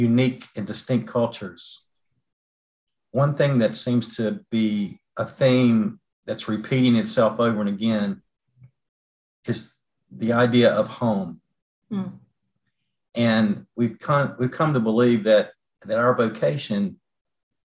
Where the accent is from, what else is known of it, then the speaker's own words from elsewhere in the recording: North Carolina, United States; Kim and I are born and bred in North Carolina